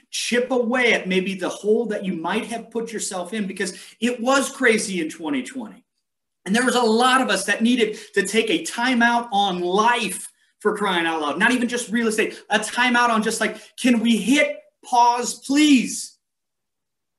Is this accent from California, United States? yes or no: yes; San Diego, California, United States; now in Montana, United States; where I grew up in San Diego